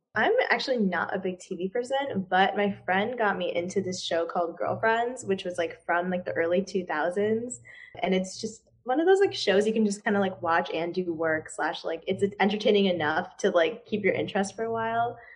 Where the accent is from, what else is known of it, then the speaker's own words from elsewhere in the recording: Chicago, Illinois, United States; also born or lived in Durham, North Carolina; I'm actually from the suburbs of Chicago